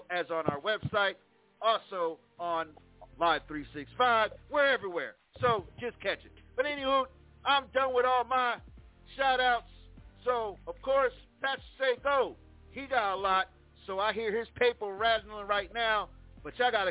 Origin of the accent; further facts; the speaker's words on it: Plainfield, New Jersey, United States; moved away as an adult; now in Texas, United States; my hometown, Plainfield, New Jersey, I'm going home, y'all, and I'm excited just to go back home. Just saying, it's been years. I left home when I was 20